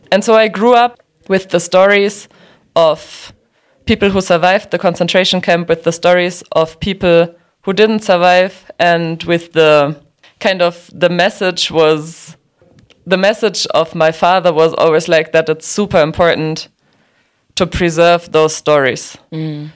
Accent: Dachau, Bavaria, Germany; moved away as an adult; now in Nairobi, Kenya; I grew up in Dachau, and Dachau is close to Munich

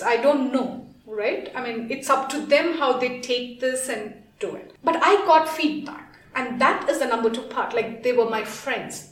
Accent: India; moved away as an adult; now in Kenya; I am from India

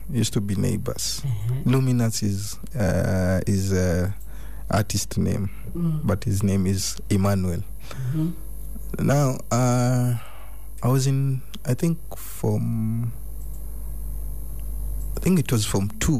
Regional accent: Narok, Narok County, Kenya; I was born in Narok. Narok County

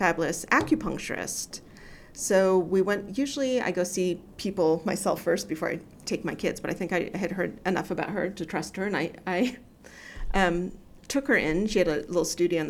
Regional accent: United States; moved away as an adult; now in Kenya; I'm American, even though I don't always look like it, especially with my mouth shut, and moved to Kenya in 2011

